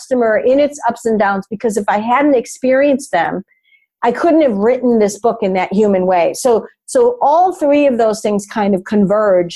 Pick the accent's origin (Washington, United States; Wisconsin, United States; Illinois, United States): Illinois, United States; Chicago; I grew up in Chicago, so we're a big Chicago Cubs family